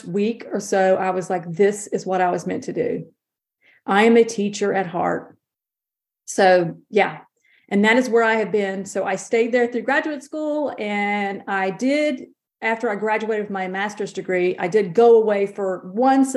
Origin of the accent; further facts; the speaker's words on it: Davidson County, North Carolina, United States; I'm born and raised a rural North Carolina girl.